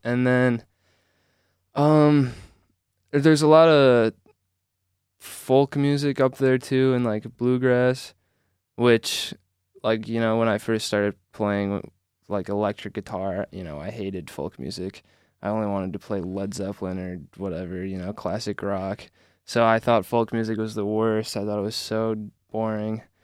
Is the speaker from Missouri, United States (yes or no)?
no; Traverse City, Michigan, United States; I'm from Traverse City, Michigan